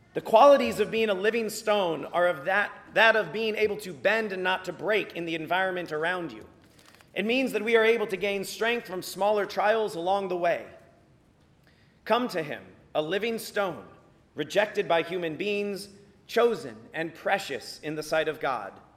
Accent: Virginia Beach, Virginia, United States; growing up in Virginia Beach, we deal with hurricanes every fall

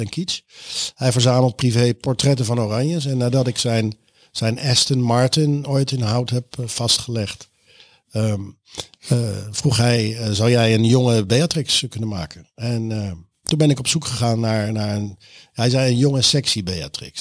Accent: The Hague, South Holland, Netherlands; ik kom ook uit, ik kom ook uit Den Haag.

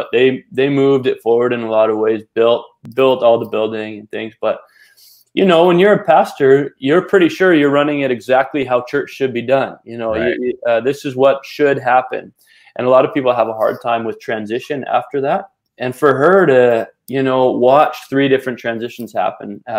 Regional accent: British Columbia, Canada; I'm from Canada, grew up in BC

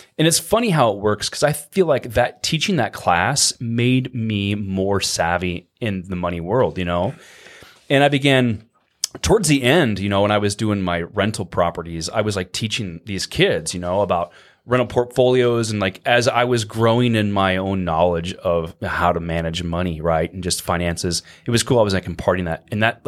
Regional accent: Norfolk, Nebraska, United States; Yeah, originally? I'm from Norfolk.

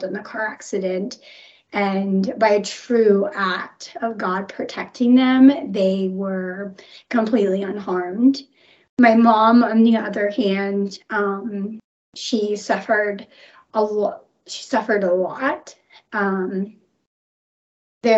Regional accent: Rogers, Arkansas, United States; also born or lived in Colorado; I moved to Northwest Arkansas from Colorado when my mom met my stepdad.

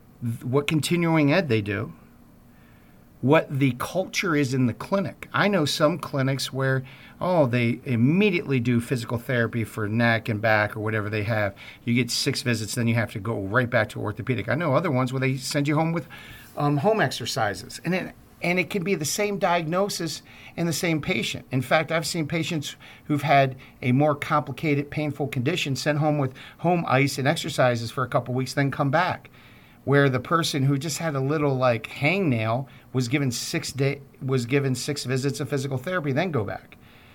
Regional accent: Baltimore, Maryland, United States; I'm from Baltimore, and they had Johns Hopkins there.

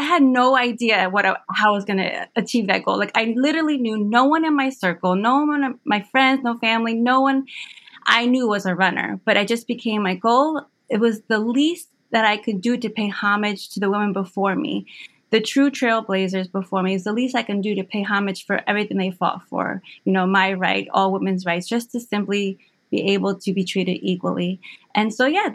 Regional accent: Hackensack, New Jersey, United States; moved away as an adult; also born or lived in near Philadelphia, Pennsylvania; now in Philadelphia area, United States; I was born and raised in Hackensack, New Jersey, and eventually now I'm here near Philadelphia

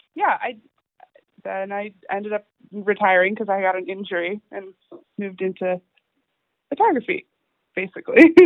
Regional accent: Halifax, Nova Scotia, Canada; I'm from Halifax

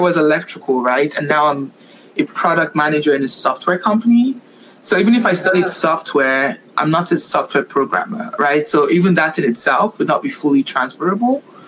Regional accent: Nigeria; also born or lived in Montreal, Canada; now in Vancouver, Canada; I am Nigerian, born and raised

